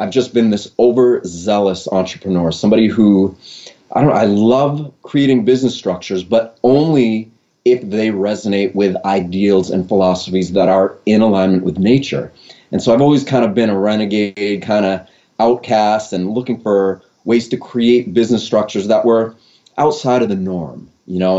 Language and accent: English; Maine, United States; I was born and raised here in Maine